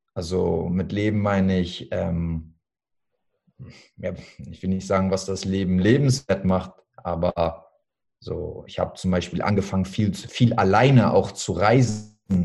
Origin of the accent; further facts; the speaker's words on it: Hamburg, Germany; Ich bin jetzt 33 Jahre alt, ich komme aus Hamburg, ich bin Fitness- und Personal Trainer